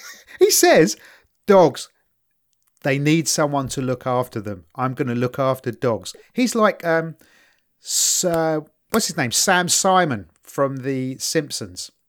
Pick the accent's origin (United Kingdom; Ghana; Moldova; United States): United Kingdom; London; I'm from East London. If we bunked off school, which we did a fair chunk